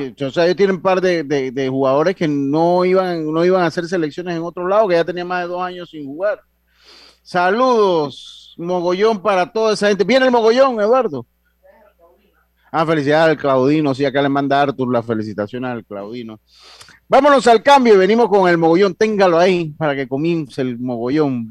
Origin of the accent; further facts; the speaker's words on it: Panama; nosotros como panameños